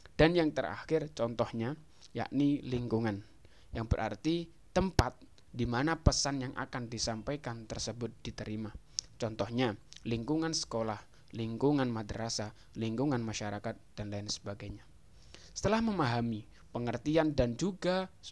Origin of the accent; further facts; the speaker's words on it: Jombang, East Java, Indonesia; also born or lived in Malang; Saya berasal dari Kabupaten Jombang